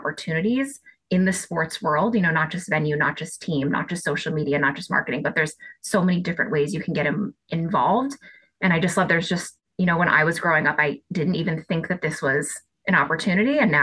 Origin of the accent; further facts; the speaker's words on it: Boston, Massachusetts, United States; I'm Boston born and bred. So I am just like the number one Boston fan. I live right in the city. I went to college in Boston. I grew up outside Boston